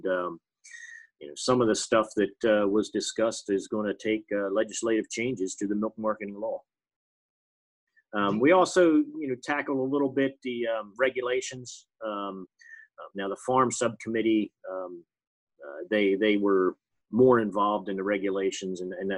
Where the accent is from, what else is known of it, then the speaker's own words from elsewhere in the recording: Berlin, Pennsylvania, United States; I'm from Berlin in Somerset County, Pennsylvania.